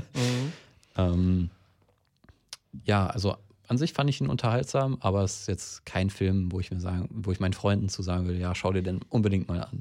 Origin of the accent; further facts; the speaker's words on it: near Recklinghausen, North Rhine-Westphalia, Germany; Recklinghausen ist von meiner Heimat auch gar nicht mal so weit weg. Ich glaube, es sind 20, 30 Minuten